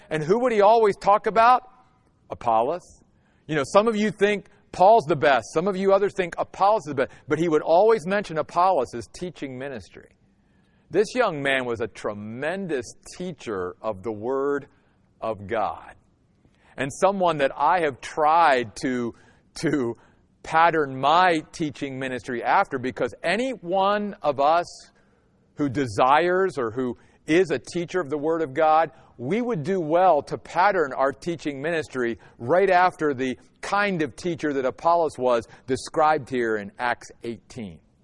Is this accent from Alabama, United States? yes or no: no; Western Maryland, United States; now in Phoenix, United States; I grew up in Western Maryland.